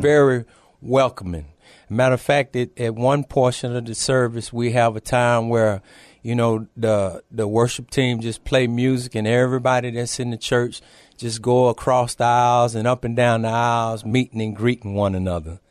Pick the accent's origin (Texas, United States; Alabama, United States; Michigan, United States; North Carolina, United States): Texas, United States; Temple; now in San Antonio, United States; I'm originally from a small town, uh, north of here, Temple, Texas.